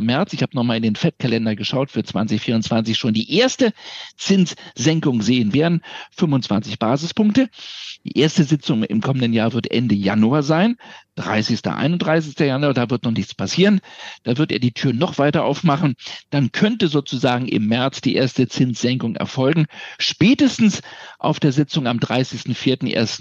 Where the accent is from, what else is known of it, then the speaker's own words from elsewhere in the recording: Berlin, Germany; meine Heimatstadt